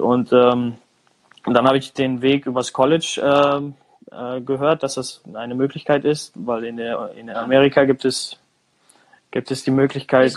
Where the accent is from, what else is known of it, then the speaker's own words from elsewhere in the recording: Germany; moved away as an adult; now in United States; ich bin in Deutschland geboren